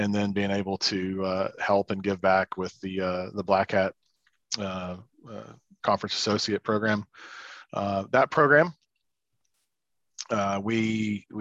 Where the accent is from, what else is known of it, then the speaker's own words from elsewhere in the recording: Oklahoma, United States; Growing up in Oklahoma in the middle of the Bible Belt